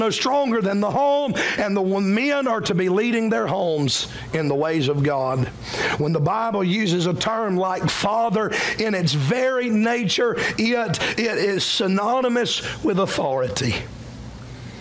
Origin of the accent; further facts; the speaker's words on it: Cowpens, South Carolina, United States; You're from Cowpens like me, amen. We don't talk like that. We're country boys from the middle of nowhere